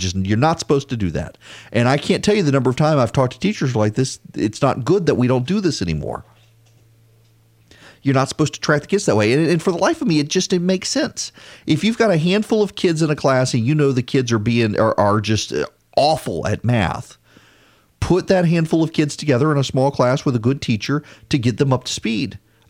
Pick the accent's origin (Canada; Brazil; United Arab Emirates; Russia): United Arab Emirates; Dubai; I grew up in Dubai. Did not grow up in this country.